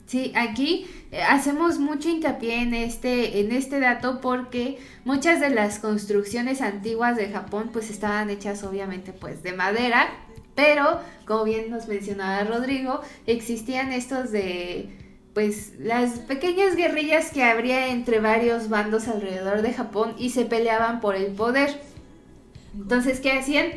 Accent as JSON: {"language": "Spanish", "country": "Mexico"}